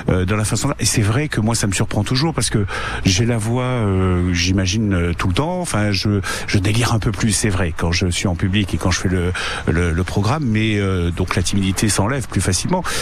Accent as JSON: {"language": "French", "town": "Nice", "region": "Provence-Alpes-Côte d'Azur", "country": "France", "tie": "born or raised there", "said": "Je suis niçois, je suis niçois."}